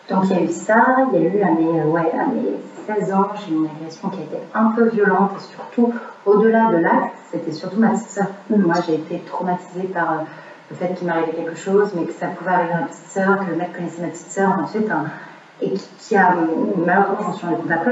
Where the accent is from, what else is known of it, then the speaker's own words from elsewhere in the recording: Montreal, Quebec, Canada; on habite à Montréal, je suis née au Canada.